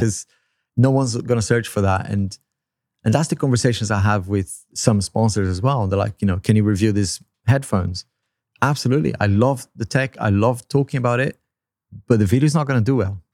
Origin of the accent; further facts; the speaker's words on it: Brazil; first language Portuguese; English is a second language; moved away; I'm from Brazil